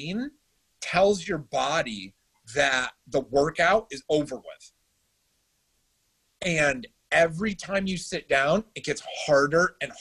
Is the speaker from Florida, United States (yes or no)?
no; Syracuse, New York, United States; also born or lived in Adirondacks; now in Charlotte, United States; I grew up in Syracuse